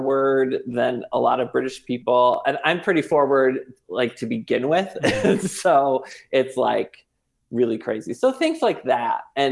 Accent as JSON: {"language": "English", "country": "United States", "moved": "as an adult", "lives_now": "United Kingdom", "said": "I have never felt more American than when I moved abroad"}